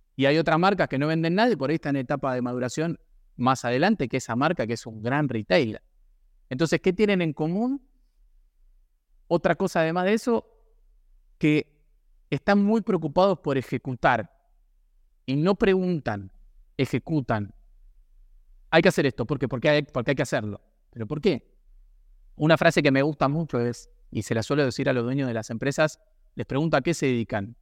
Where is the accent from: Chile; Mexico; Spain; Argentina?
Argentina; lo tenemos en el ADN eh, como argentinos